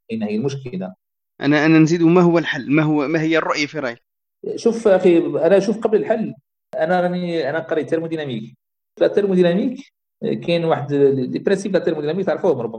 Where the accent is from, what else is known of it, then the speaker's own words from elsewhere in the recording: Algeria; احنا الجزائر كبلد اعتمدت على لا رونت بتروليير